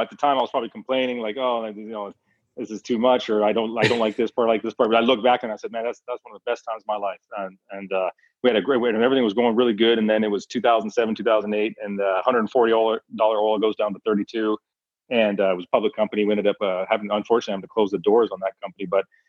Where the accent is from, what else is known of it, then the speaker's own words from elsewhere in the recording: Calgary, Alberta, Canada; I was born and raised in Calgary, Alberta, Canada